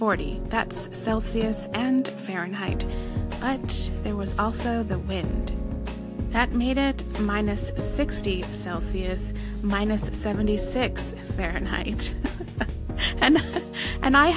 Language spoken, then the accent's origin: English; United States; moved away as an adult; also born or lived in Pennsylvania / upstate New York; now in Canada; the snow in the areas of Canada that I've lived in is not what I was used to from Pennsylvania or upstate New York.